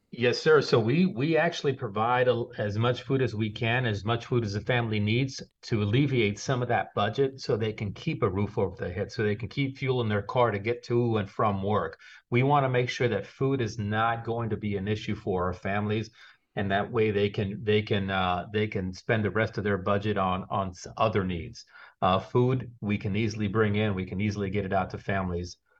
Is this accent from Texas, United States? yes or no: yes; Texas, United States; moved away as an adult; now in South Florida, United States; growing up the way I grew up in, in Texas, I'm not from here either. I'm a transplant from Texas. I've been here almost twelve years